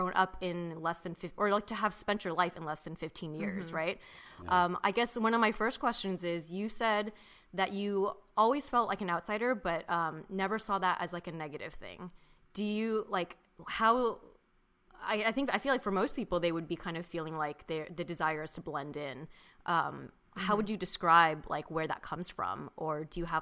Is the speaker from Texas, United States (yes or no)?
no; Mission Viejo, California, United States; I grew up in Orange County